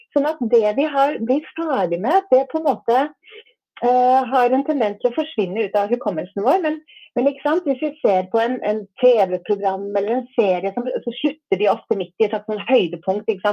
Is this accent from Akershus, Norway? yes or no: yes; Asker, Akershus, Norway; jeg vokste opp i Asker.